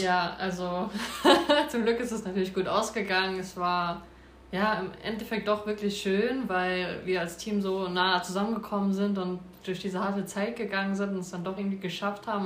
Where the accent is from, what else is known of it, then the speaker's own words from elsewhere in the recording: Nackenheim, Rhineland-Palatinate, Germany; ich war beim ersten FC in Nackenheim. Dort wohne ich auch. Und ähm, ja, bin da, sage ich mal, groß geworden